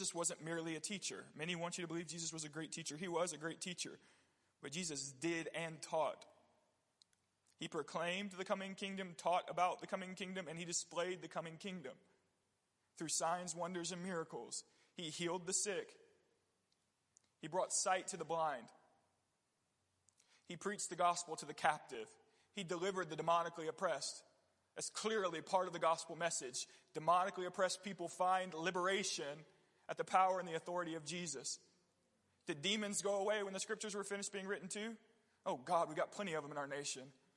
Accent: Pensacola, Florida, United States; moved away; I grew up in Pensacola, which you'll know is where Brownsville, the Brownsville revival happened

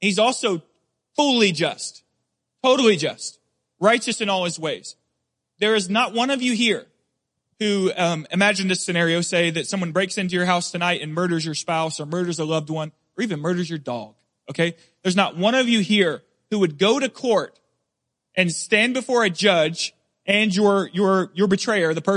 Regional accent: Deep South, United States; I grew up in the Deep South.

